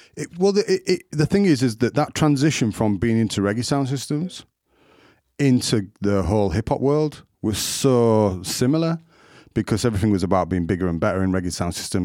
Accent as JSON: {"language": "English", "town": "Leeds", "region": "Yorkshire and the Humber", "country": "United Kingdom", "tie": "born or raised there", "said": "I'm from Burley in Leeds, Burley Road, but people class it as Hyde Park now"}